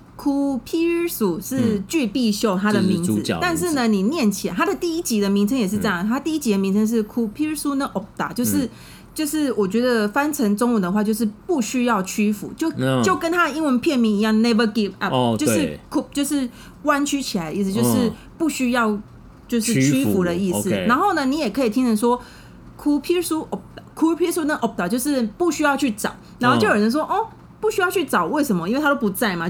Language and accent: Chinese; Taiwan; 我们台湾人